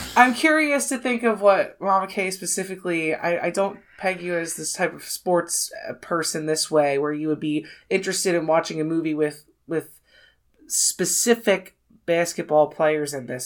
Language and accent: English; near Philadelphia, Pennsylvania, United States; I grew up near Philadelphia